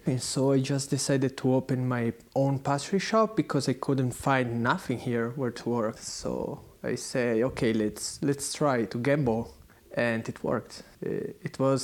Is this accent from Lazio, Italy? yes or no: no; San Carlo Canavese, Piedmont, Italy; English is a second language; moved away as an adult; now in Berlin, Germany; I come from Italy, from Torino. It's a small city close to Torino. It's called San Carlo Canavese.